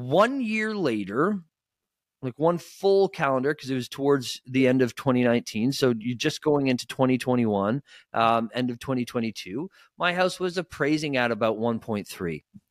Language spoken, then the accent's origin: English; Scotland, United Kingdom; They're Italian, I'm Scottish.